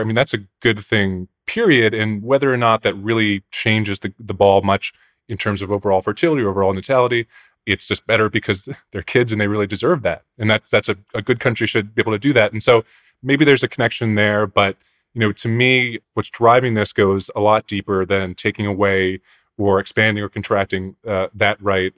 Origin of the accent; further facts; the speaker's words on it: Pennsylvania suburbs, United States; growing up in the Pennsylvania suburbs